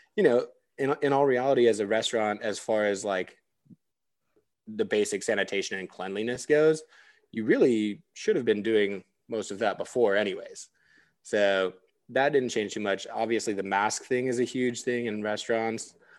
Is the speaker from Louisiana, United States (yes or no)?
no; the mountains in California, United States; moved away as an adult; also born or lived in Orange County, California; now in Austin, United States; I'm from, like, the mountains in California and, like, a tiny little podunk town that got its first stoplight after I graduated high school. Like, small town.